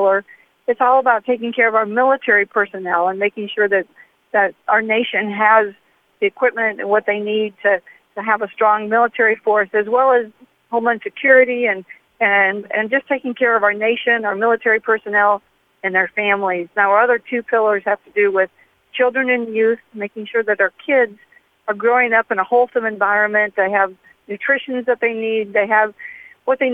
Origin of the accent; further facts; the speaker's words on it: Wisconsin, United States; I'm from Wisconsin